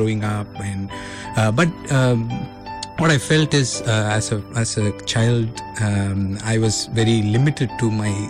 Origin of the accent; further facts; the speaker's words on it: Dindigul, Tamil Nadu, India; also born or lived in Chennai; I'm from Dindigul. Mm-hmm. I was born and brought up in Dindigul. Mm-hmm. I did my schooling till 12th standard. I grew up in Dindigul. So very interesting lifestyle of being in a small town.